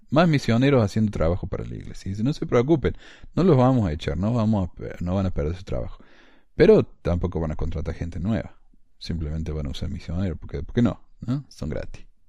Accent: Córdoba, Argentina; accent: cordobés; now in Ogden, United States; yo soy de Córdoba, porque tengo acento cordobés obviamente.

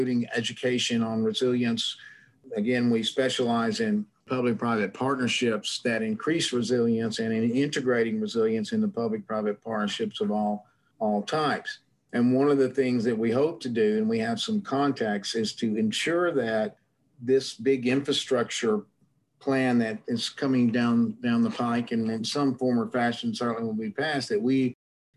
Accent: Shreveport, Louisiana, United States; I was raised in North Louisiana, a place called Shreveport that no one's ever heard of, but it's 3 hours east of Dallas.

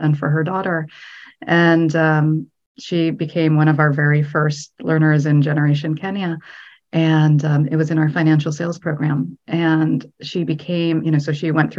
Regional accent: United States; I'm Egyptian American

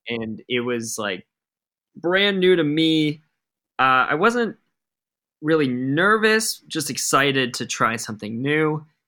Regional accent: Rhode Island, United States; moved away as an adult; now in Los Angeles, United States; I'm from Rhode Island. We're the smallest state in the country. I was an all-state jazz band drummer

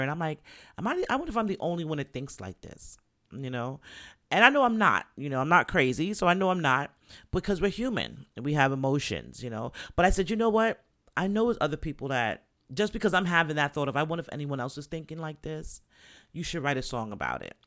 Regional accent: New York, United States; I'm from New York

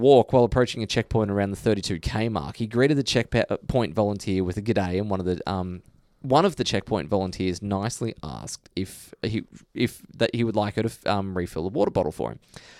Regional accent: Melbourne, Victoria, Australia; I am from Melbourne.

